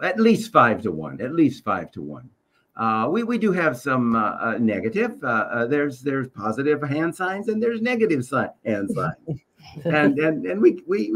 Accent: Waco, Texas, United States; this is my hometown

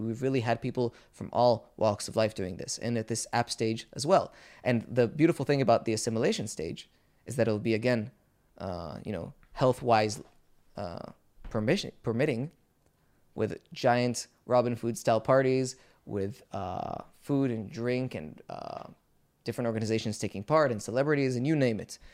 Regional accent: Israel; we Israelis

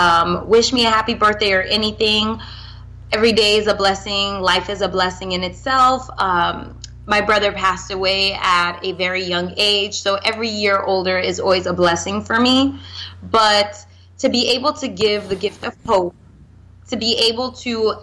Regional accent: South Florida, United States; moved away as an adult; also born or lived in Haiti / Atlanta; now in New York, United States; I was born in Haiti, raised in South Florida

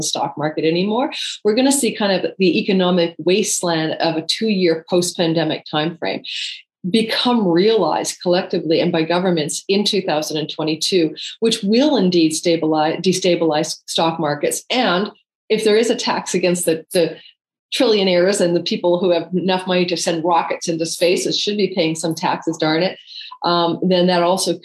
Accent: Canada; I'm Canadian

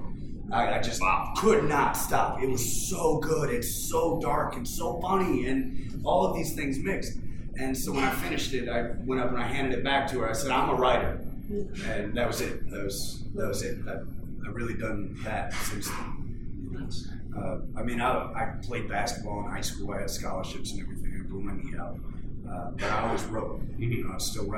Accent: Illinois, United States; moved away; also born or lived in Eastern Arkansas / Portland, Maine / Chicago; I'm from Illinois

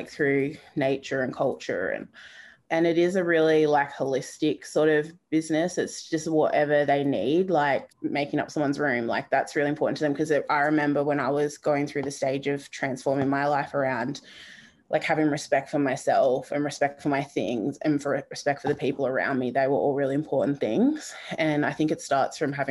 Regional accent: Gold Coast, Queensland, Australia; also born or lived in Beaudesert, Queensland (family origin); I'm Mananjali, so my family are from Beaudesert in Queensland. But I grew up here around the Gulf Coast on Gumbangia country

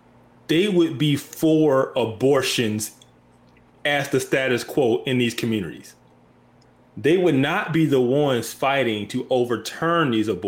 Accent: Birmingham, Alabama, United States; I'm from Birmingham, Alabama

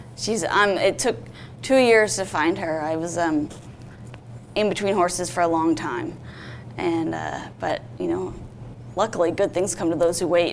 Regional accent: Vermont, United States; I grew up in Vermont and I started riding when I was seven

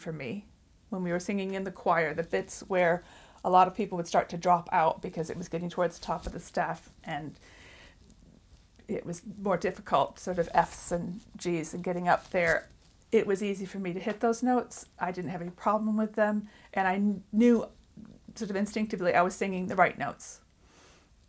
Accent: United States; now in England; I'm not originally from England. I grew up in the United States

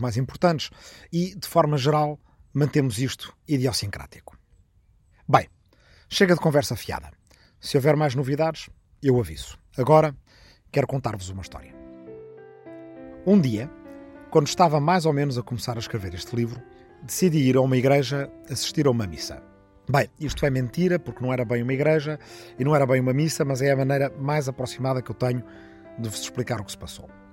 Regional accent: Arrifana, Ribatejo, Portugal; moved away; na minha aldeia de Arrifana, no Ribatejo

